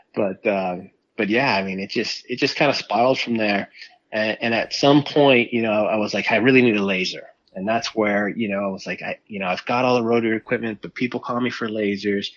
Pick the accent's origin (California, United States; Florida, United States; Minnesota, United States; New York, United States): Florida, United States; Miami; growing up in South Florida and Miami